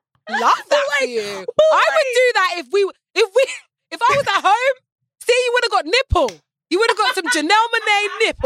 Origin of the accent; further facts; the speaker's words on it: United Kingdom; I'm very British about scams. Like, it's very naughty to scam in Britain.